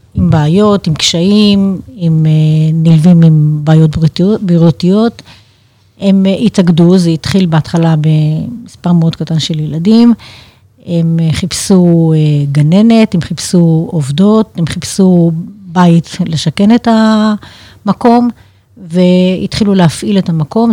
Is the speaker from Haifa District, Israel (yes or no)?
yes; Haifa, Haifa District, Israel; moved away; אנחנו חיפאים מהבית